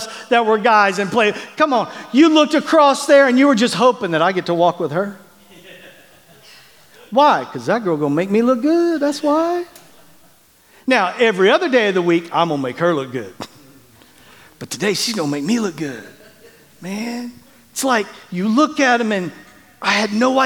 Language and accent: English; Bartlesville, Oklahoma, United States; moved away; growing up in Bartlesville, Oklahoma